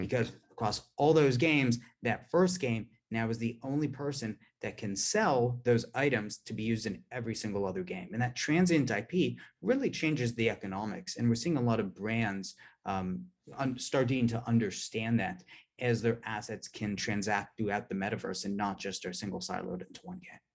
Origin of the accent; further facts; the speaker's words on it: Palo Alto, California, United States; I'm from Palo Alto originally